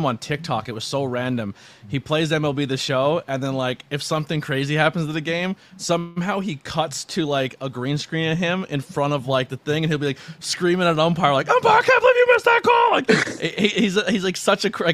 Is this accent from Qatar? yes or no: no; Pennsylvania, United States; I grew up in Pennsylvania